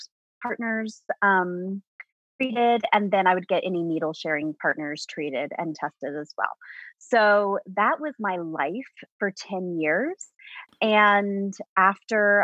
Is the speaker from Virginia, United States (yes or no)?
yes; suburbs of DC, Virginia, United States; now in Appalachian Mountains of Virginia, United States; I grew up in Virginia, but I grew up in the suburbs of DC